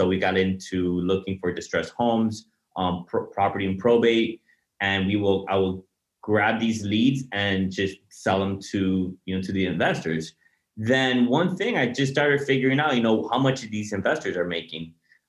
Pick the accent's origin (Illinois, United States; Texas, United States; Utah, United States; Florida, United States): Florida, United States; Miami; I'm from Miami, I'm born and raised, and I grew up with some chickens.